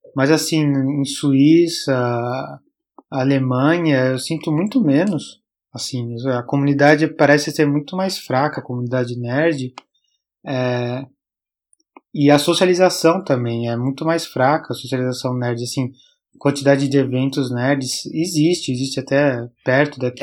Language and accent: Portuguese; Brazil; moved away as an adult; also born or lived in Canada; também fugi do Brasil